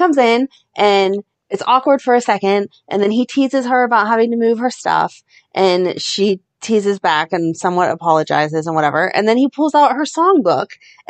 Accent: Ohio, United States; I grew up in Ohio.

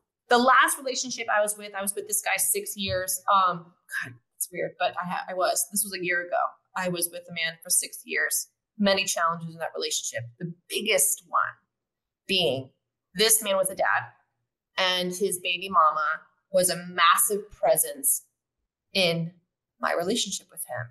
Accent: United States; moved away as an adult; now in Mexico; me being an American

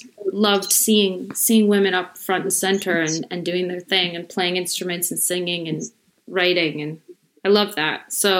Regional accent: Chicago, Illinois, United States; born or raised there

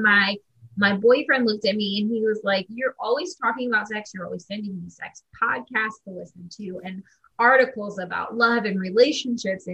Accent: Midwest, United States; now in Brooklyn, United States; I'm based in Brooklyn, New York. I'm originally from the Midwest

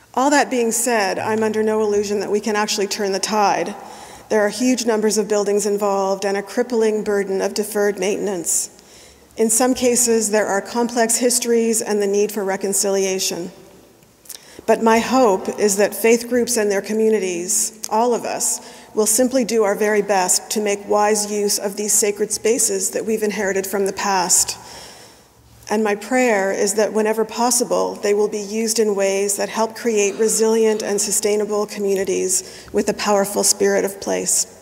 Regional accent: New Brunswick, Canada; the little white churches that I know from my childhood growing up in New Brunswick's Bible Belt

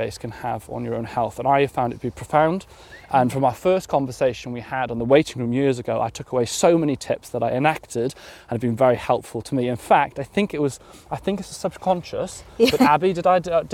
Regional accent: Wales, United Kingdom; Growing up in Wales

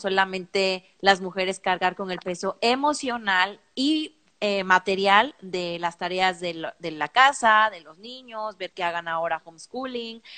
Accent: Mexico; somos mexicanas

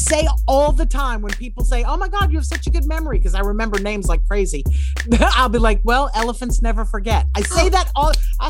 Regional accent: New Orleans, Louisiana, United States; moved away; You know, Southern people, I'm from New Orleans originally. We're parade people.

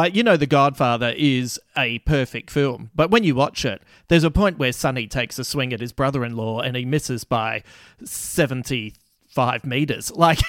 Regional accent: Croydon, London, United Kingdom; growing up in West Croydon on Bedford Street, where opposite was the Croydon High School, and there was two concrete cricket pitches in nets right next to the fence.

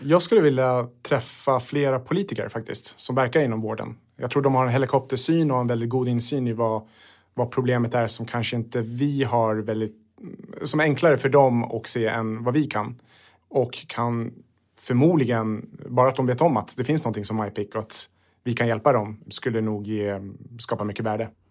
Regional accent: Sweden; är född i Sverige men Sverige tog emot mina föräldrar

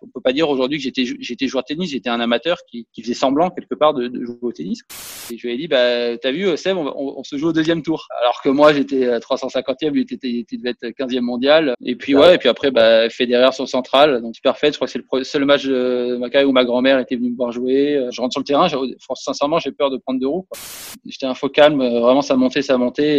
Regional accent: Monaco; chez moi à Monaco

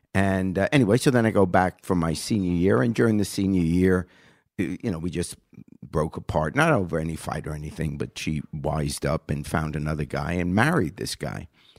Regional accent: New York, United States; moved away as an adult; also born or lived in Chicago, United States; now in Cincinnati, United States; I was raised in New York

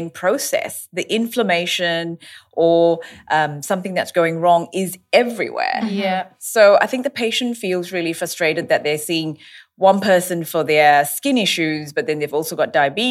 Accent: Australia; I'm an Australian dermatologist

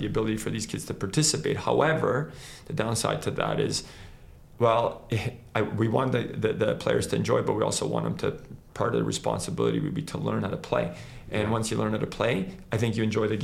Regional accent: Canada; also born or lived in Croatia; I wasn't born in Canada, so I was born in Croatia and I came here when I was 9 years old

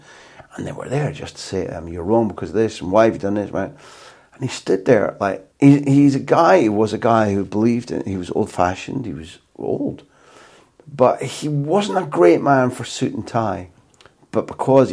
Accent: United Kingdom; moved away; as a Brit abroad

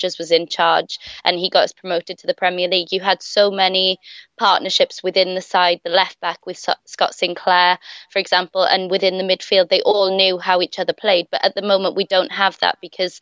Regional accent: Welsh, Wales, United Kingdom; being Welsh

